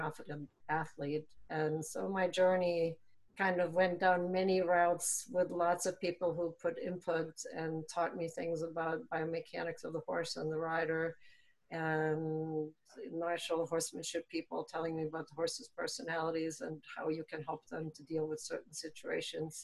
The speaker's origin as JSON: {"language": "English", "country": "Germany", "tie": "born or raised there", "moved": "as an adult", "lives_now": "Maryland, United States", "said": "I was born in Germany and raised there and went through the apprenticeship"}